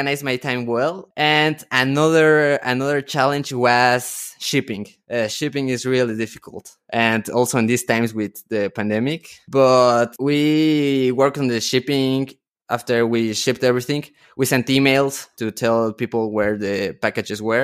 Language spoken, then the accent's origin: English; Mexico; I am from Mexico